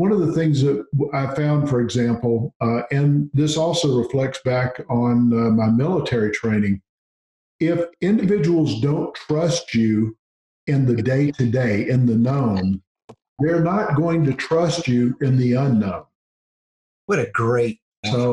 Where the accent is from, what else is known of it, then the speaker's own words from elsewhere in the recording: Gulf Coast, United States; I grew up on the Gulf Coast.